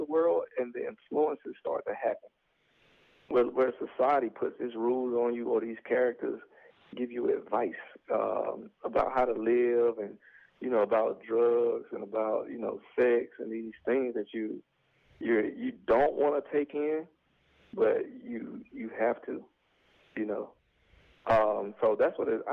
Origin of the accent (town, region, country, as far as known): Atlanta, Georgia, United States; born or raised there; moved away as an adult; also born or lived in Athens, Georgia; now in Los Angeles, United States